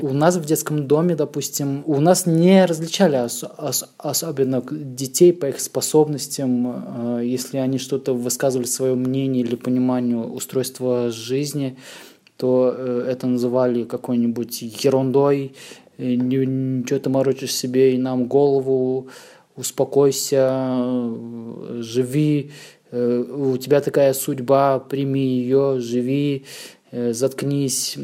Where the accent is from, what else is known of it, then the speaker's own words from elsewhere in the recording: Ramenskoye, Moscow Oblast, Russia; moved away as an adult; now in Warsaw, Poland; Я родился в малюсеньком подмосковном городочке. Есть такое в Подмосковье, недалеко от Москвы. Раменская, так называется, это ну, ну, городочек. И рос, и учился в Подмосковье